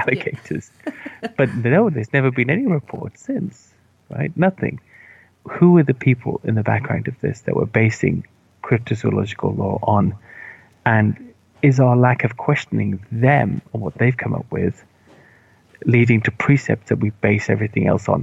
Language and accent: English; Wales, United Kingdom; I grew up in Wales where they have Welsh